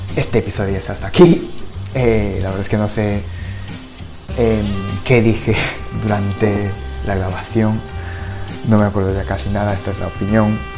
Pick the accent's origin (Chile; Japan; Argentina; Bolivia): Japan; Spanish is a second language; now in Spain; yo soy de Japón.